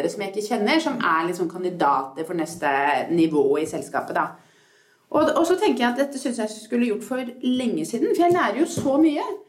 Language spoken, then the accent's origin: Norwegian; Norway; jeg begynner å bli mer og mer bevisst at jeg er norsk.